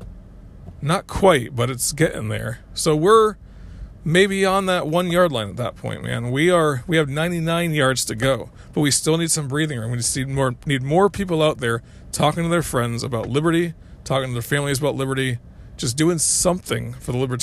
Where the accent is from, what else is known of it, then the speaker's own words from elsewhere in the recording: Connecticut, United States; I was growing up in Connecticut at the time